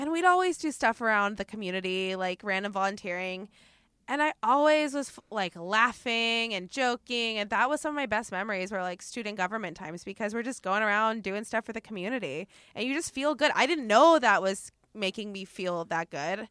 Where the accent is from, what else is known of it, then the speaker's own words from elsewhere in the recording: Oregon, United States; now in Los Angeles, United States; the way I grew up in Oregon, where every city is a very tight community